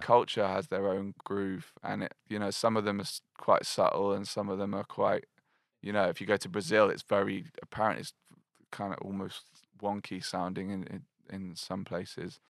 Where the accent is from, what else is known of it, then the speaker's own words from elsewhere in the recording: Glastonbury, South West England, United Kingdom; moved away as an adult; also born or lived in Bristol; I grew up in Glastonbury